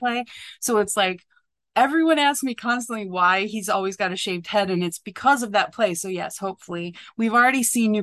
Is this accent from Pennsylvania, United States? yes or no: yes; Philadelphia, Pennsylvania, United States; born or raised there; also born or lived in suburban New Jersey; now in New Jersey, United States